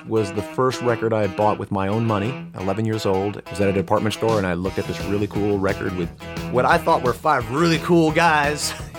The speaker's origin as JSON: {"language": "English", "town": "Burbank", "region": "California", "country": "United States", "tie": "born or raised there", "said": "I grew up not 2 miles from here in Burbank, California, actually. And I'm wearing my Burbank High School class ring just because I do every time I'm in Burbank. My parents were both born and raised in Mexico."}